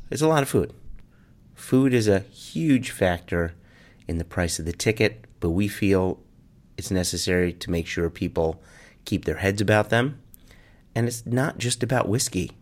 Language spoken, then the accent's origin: English; United States; I have to talk to Americans as an American